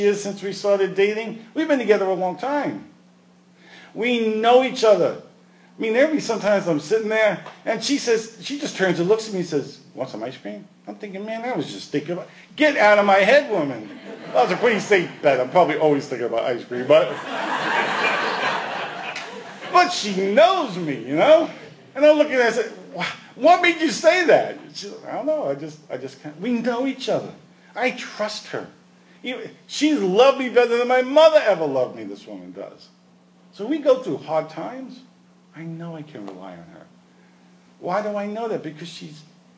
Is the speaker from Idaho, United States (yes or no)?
no; New York, United States; I grew up in New York